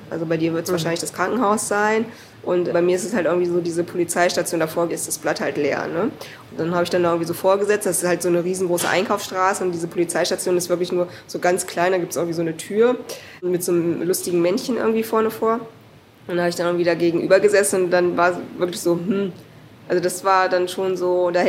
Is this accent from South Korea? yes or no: yes; South Korea; Und ich bin ja auch erst mit 36, glaube ich, das erste Mal wieder in Korea gewesen und habe dann so quasi mein Heimatland kennengelernt.